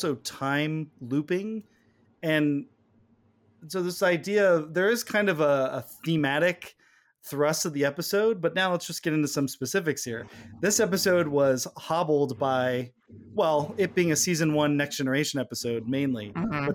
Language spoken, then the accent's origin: English; California, United States; We're from California